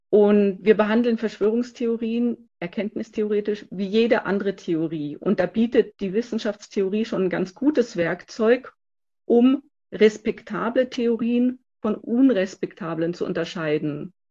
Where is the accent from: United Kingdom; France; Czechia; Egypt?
France; also born or lived in Switzerland / United States; now in Munich, Germany; Ich wohne in München und ich bin in Frankreich aufgewachsen hauptsächlich, aber auch in der Schweiz und in den USA.